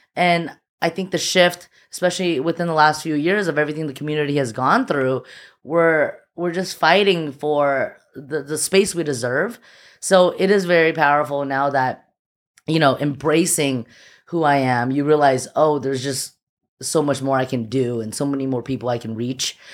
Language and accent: English; Alhambra, California, United States; also born or lived in Shanghai, China / Temple City, California; I was born in Shanghai, and I, uh, moved to the U S when I was, like, four. I moved to Alhambra, the six two six